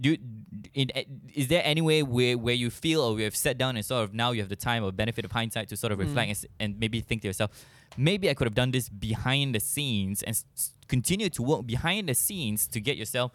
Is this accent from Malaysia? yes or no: yes; Malaysia; as a Malaysian